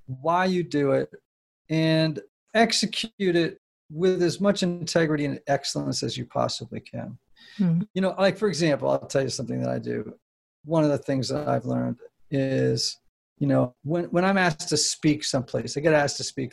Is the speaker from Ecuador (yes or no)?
no; New England, United States; I grew up in New England.